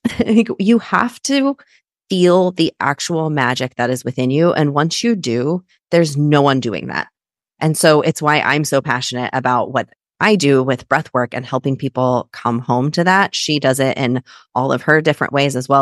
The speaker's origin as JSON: {"language": "English", "region": "Kansas", "country": "United States", "said": "I'm also a Midwestern girl. I'm from Kansas."}